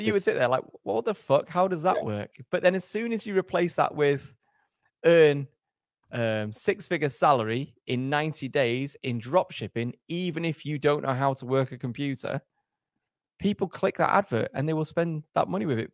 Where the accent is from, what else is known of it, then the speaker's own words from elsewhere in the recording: England, United Kingdom; also born or lived in Germany; I went did my schooling in England